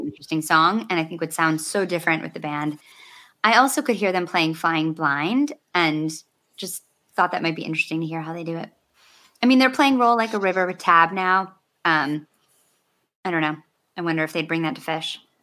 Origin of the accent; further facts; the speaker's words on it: Michigan, United States; I grew up in Michigan